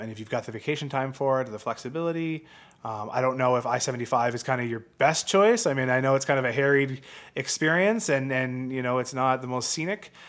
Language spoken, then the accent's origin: English; Canada; also born or lived in London, Ontario; as a Canadian